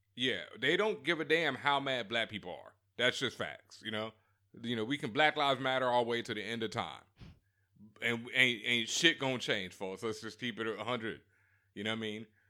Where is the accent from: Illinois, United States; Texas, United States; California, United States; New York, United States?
Texas, United States; Houston; my hometown, my hood, Third Ward